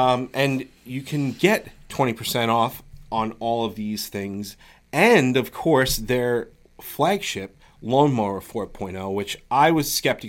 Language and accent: English; New York, United States; we're from New York